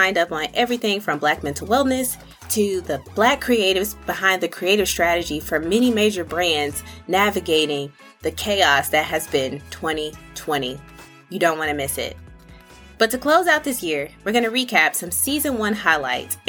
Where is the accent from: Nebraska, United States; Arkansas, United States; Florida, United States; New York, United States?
Arkansas, United States; Little Rock; now in Charlotte, United States; my actual home city, Little Rock, Arkansas